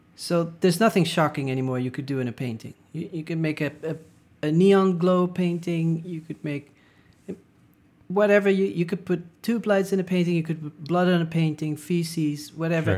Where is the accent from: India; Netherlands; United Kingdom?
Netherlands; moved away; I didn't feel like I was so super Dutch